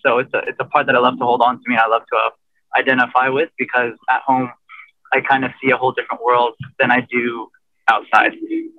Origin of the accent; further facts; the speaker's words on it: United States; kind of growing up in America